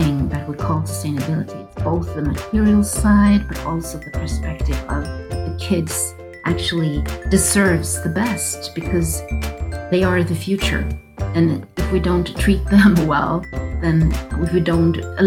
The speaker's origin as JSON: {"language": "English", "region": "southern Sweden", "country": "Sweden", "tie": "born or raised there", "also_born_or_lived": "Stockholm, Sweden", "moved": "as an adult", "said": "I'm a woman from Sweden. I'm in my 50s. I was born in the south of Sweden. I was moving up to Stockholm in my 20s"}